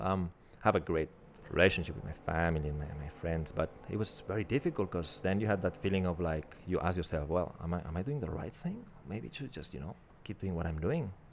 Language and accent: English; Barcelona, Catalonia, Spain; moved away as an adult; now in Melbourne, Australia; my hometown in Barcelona